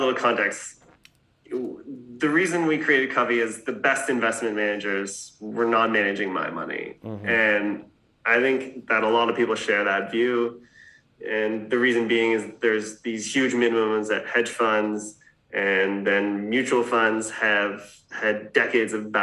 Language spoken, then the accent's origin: English; Canada; moved away as an adult; also born or lived in New York; I grew up in Canada and left when I was 20.